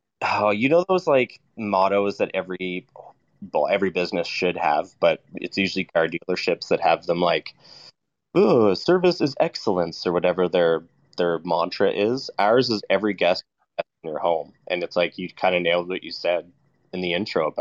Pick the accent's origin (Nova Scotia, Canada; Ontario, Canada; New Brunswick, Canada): Nova Scotia, Canada; now in Alberta, Canada; I come from Nova Scotia